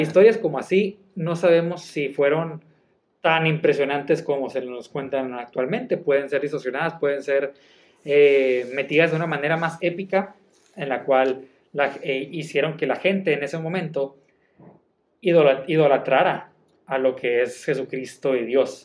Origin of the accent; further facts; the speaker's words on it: Mexico; soy mexicano